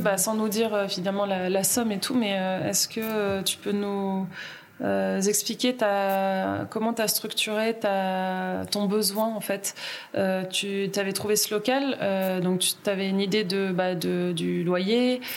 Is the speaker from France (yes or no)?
yes; Uriage, Auvergne-Rhône-Alpes, France; moved away; je viens d'Uriage ah Mes parents habitent à Uriage